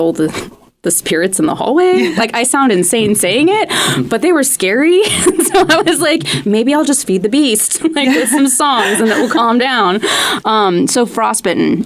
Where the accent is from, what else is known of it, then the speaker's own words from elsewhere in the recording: Missouri, United States; now in Los Angeles, United States; originally I'm from Missouri